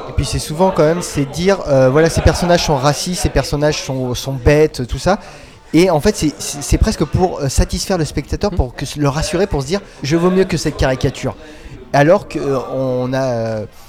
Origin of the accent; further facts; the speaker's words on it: France; on est français